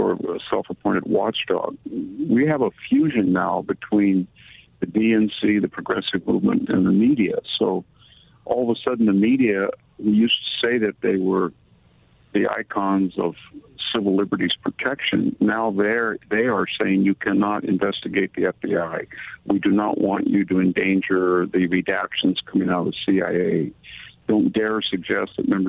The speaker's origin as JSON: {"language": "English", "country": "United States", "tie": "born or raised there"}